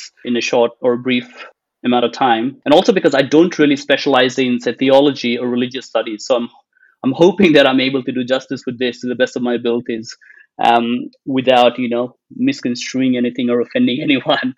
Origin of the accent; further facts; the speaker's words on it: India; I've grown up in a predominantly Hindu household background environment, being born and bred in India.